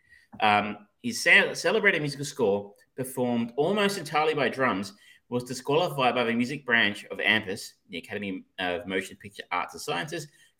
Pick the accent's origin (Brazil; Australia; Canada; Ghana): Australia; I'm so Australian